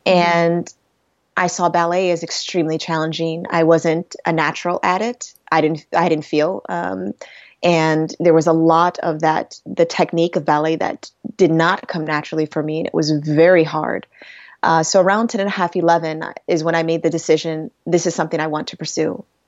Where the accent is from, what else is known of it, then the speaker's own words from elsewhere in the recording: Rochester, New York, United States; my hometown of Rochester, New York